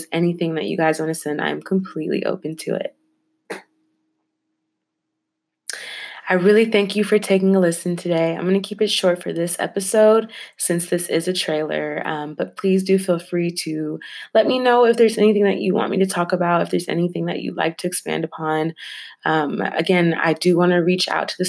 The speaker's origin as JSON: {"language": "English", "area": "Bay Area", "region": "California", "country": "United States", "tie": "born or raised there", "said": "I was born and raised in the Bay Area, so California is my home."}